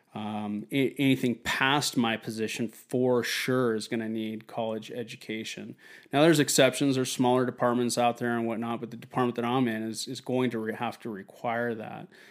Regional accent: Wenatchee, Washington, United States; my hometown of Wenatchee, Washington

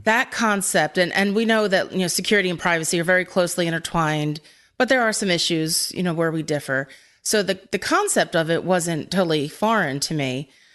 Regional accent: Philadelphia, Pennsylvania, United States; I'm from Philadelphia

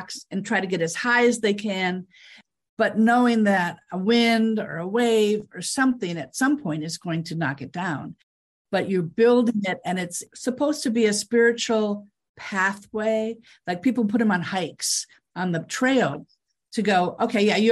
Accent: Fargo, North Dakota, United States; also born or lived in Texas / North Carolina / New York; now in Los Angeles, United States; I grew up in Fargo, North Dakota, went to school in Texas, North Carolina, moved to New York

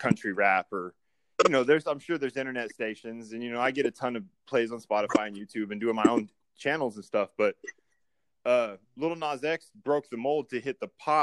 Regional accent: Lawton, Oklahoma, United States; I'm from Lawton, Oklahoma. So we got about 100,000 people here

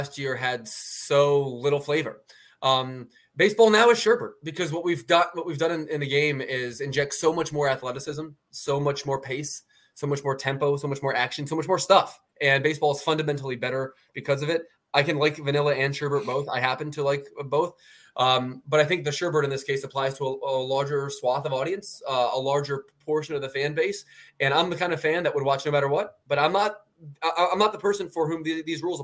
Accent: Philadelphia, Pennsylvania, United States; also born or lived in Baltimore, Maryland; I'm a Philly guy

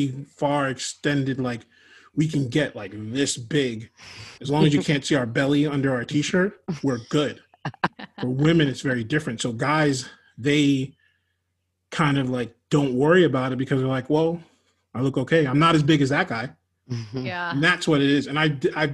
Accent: New York, United States; moved away as an adult; now in Florida, United States; When I moved from New York, I didn't have like all of my people around

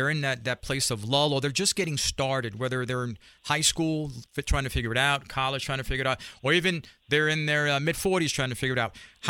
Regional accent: New York City, New York, United States; I grew up in Spanish Harlem.

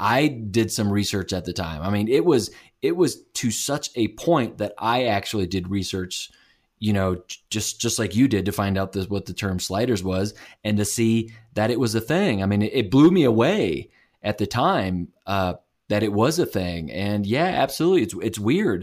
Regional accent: St. Louis, Missouri, United States; I'm from St. Louis, and we have White Castles

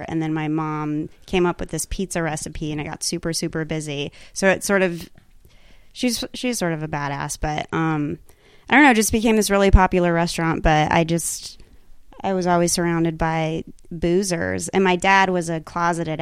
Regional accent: Pueblo, Colorado, United States; moved away as an adult; also born or lived in New York / Los Angeles; I grew up in Pueblo, Colorado.

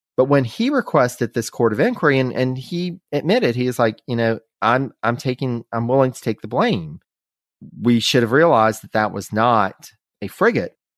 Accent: North Carolina, United States; from North Carolina, from our home state

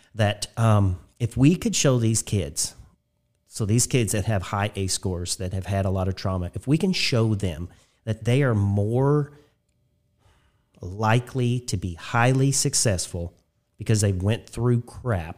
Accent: Spencer County, Indiana, United States; I grew up in Spencer County for the first eighteen years of my life.

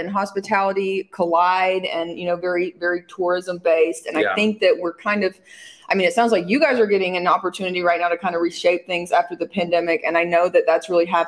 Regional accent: Montgomery, Alabama, United States; now in West Coast, United States; We are both from Montgomery, Alabama, just a couple of Alabama kids that ended up on the West Coast

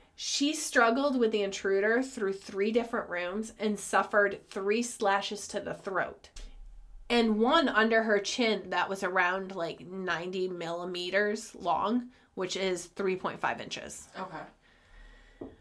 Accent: United States; I'm American

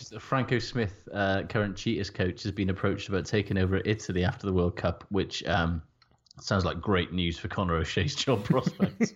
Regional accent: Wales, United Kingdom; I'm Welsh

